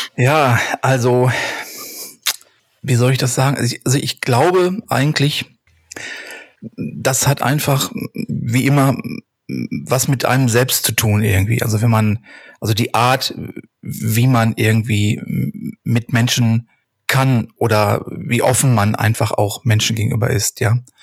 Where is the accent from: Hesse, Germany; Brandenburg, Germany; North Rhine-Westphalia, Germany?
North Rhine-Westphalia, Germany; Hattingen; Ich komme aus dem Ruhrgebiet, genauer genommen aus Hattingen